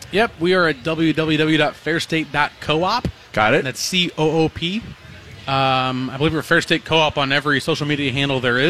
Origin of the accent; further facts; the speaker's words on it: Akron, Ohio, United States; now in Minnesota, United States; Akron, Ohio